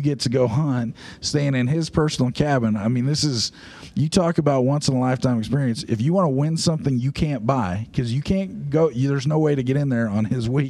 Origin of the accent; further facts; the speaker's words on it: Oregon, United States; growing up in Oregon